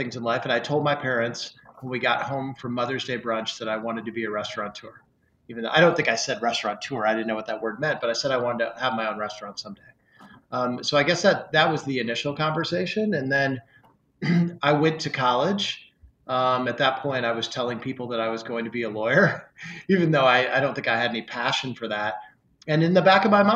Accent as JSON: {"language": "English", "town": "Springfield", "region": "Illinois", "country": "United States", "tie": "born or raised there", "lives_now": "Chicago, United States", "said": "I grew up in Springfield, Illinois"}